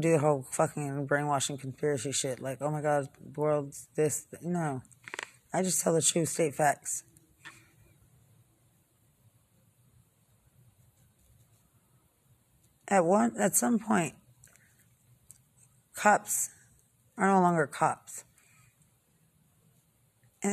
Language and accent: English; Lubbock, Texas, United States; I'm from Lubbock